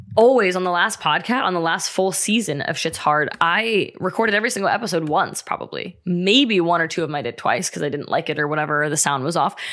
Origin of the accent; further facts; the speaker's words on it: Ohio, United States; moved away as an adult; now in California, United States; I'm from Ohio, we just moved to California